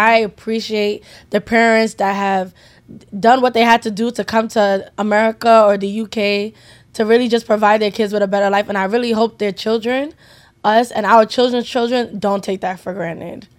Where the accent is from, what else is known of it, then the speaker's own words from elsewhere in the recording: United States; We are first American Nigerian generation